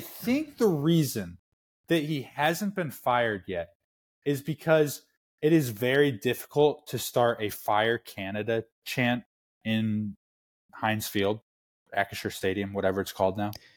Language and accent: English; Indiana, United States; I'm from Indiana